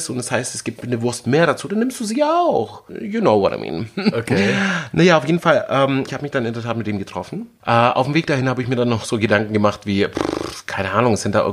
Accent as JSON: {"language": "German", "region": "Berlin", "country": "Germany", "said": "ähm, ich komme aus Berlin, also es gibt hier nichts, was ich nicht wirklich gesehen habe irgendwie."}